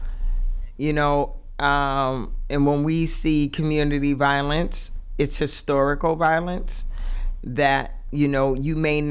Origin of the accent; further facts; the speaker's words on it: Boston, Massachusetts, United States; From the inner city, I am from Roxbury